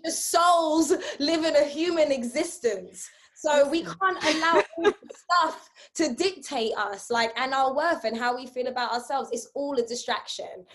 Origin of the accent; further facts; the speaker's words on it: New York City, New York, United States; now in London, United Kingdom; growing up in Brooklyn